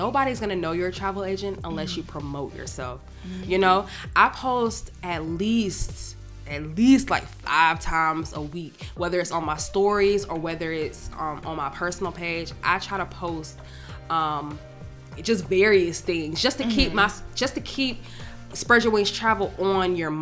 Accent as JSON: {"language": "English", "town": "Atlanta", "region": "Georgia", "country": "United States", "said": "most of my clientele is from Atlanta and I'm from Atlanta"}